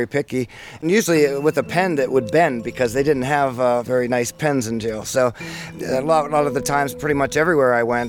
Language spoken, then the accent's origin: English; Beaver County, Pennsylvania, United States; I was born and raised in Beaver County, Eastville, 1987